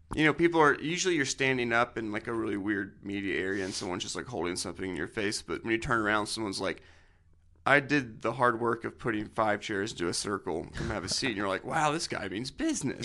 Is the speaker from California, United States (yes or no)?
no; Nashville, Tennessee, United States; we're from Nashville